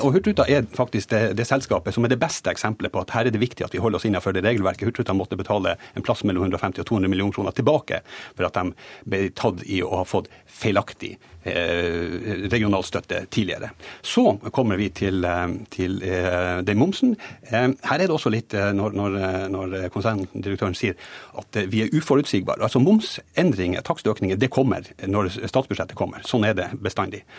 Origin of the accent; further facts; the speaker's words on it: Northern Norway, Norway; i Nord-Norge, der jeg kommer fra